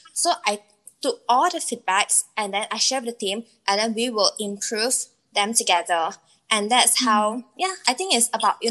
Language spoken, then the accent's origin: English; Penang, Malaysia; moved away; I'm actually from Penang